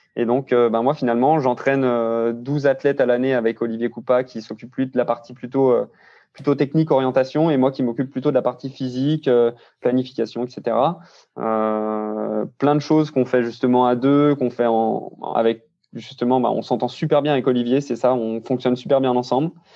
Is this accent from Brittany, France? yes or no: no; Saint-Claude, Bourgogne-Franche-Comté, France; moved away as an adult; now in Grenoble, France; je suis né dans le Jura à Saint-Claude et j'ai 25 ans actuellement et je vis actuellement à Grenoble